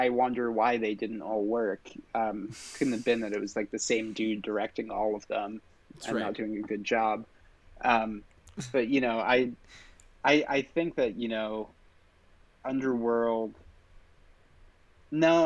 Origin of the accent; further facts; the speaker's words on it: England, United Kingdom; I grew up in England